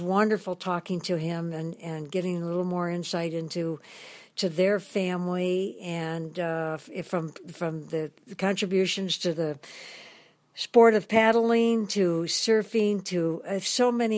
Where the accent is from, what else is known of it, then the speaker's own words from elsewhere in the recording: Detroit, Michigan, United States; now in Big Island, Hawaii, United States; I'm from Detroit, my hometown